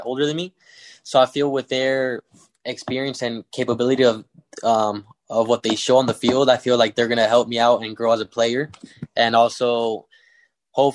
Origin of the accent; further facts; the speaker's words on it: Riverside, California, United States; moved away as an adult; also born or lived in Guadalajara, Mexico; I'm from Riverside, California, probably like 40 minutes away from